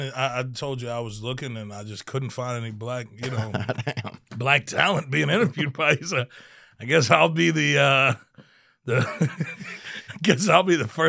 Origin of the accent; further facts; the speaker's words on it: Maryland, United States; I was born in Maryland.